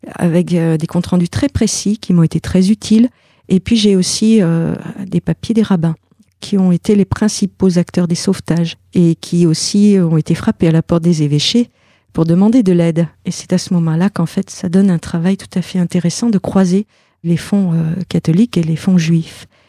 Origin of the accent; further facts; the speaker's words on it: Argentat, Nouvelle-Aquitaine, France; j'ai grandi en, Corrèze, à Argentat